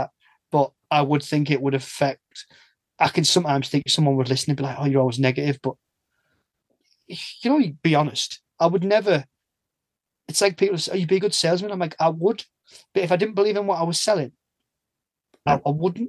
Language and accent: English; the north of England, United Kingdom; I'm from the North